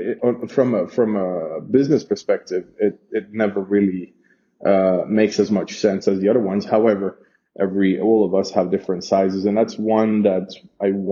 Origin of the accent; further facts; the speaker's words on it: Geneva, Switzerland; moved away as an adult; now in Honduras; growing up in Geneva